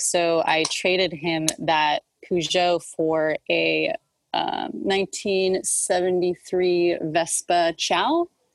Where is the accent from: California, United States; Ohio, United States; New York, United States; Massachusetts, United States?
California, United States; Los Angeles; also born or lived in Dallas; I grew up in Hollywood